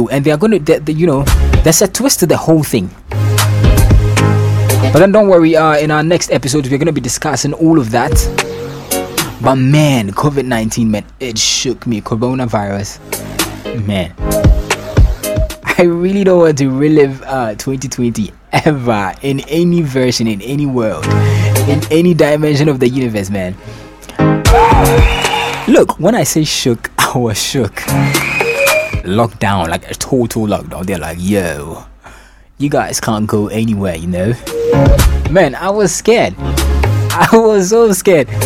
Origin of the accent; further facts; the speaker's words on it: London, United Kingdom; accent: Cockney; I'm from London, so and once in a while, you know, my Cockney accent is going to be kicking in.